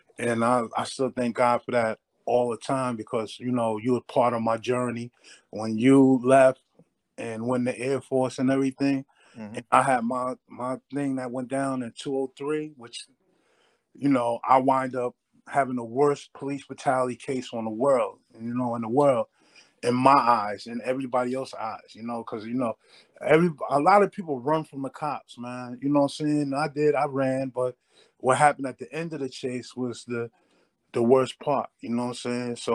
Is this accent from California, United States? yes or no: no; Hackensack, New Jersey, United States; moved away; also born or lived in Waterbury; I'm from Hackensack, New Jersey